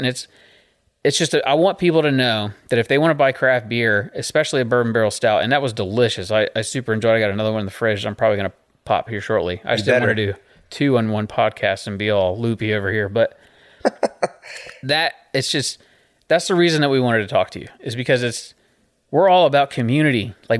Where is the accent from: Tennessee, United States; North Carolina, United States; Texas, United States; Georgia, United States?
North Carolina, United States; Boonville; So I'm from Boonville, North Carolina. So there's more than one Boonville. That's where I'm from, is Boonville, North Carolina.